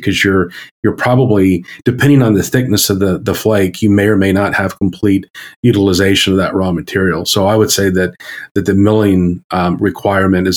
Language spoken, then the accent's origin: English; Maryland, United States; So I grew up in Maryland, as I became a human in Maryland.